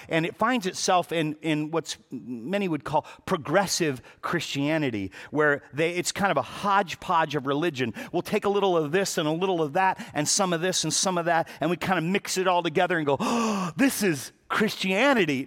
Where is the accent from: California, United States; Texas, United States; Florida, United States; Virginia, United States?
California, United States; Los Angeles; I was born and raised in Pacoima